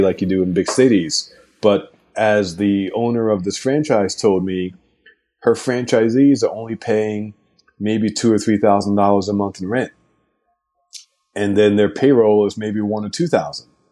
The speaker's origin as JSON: {"language": "English", "region": "New York", "country": "United States", "said": "As a New Yorker"}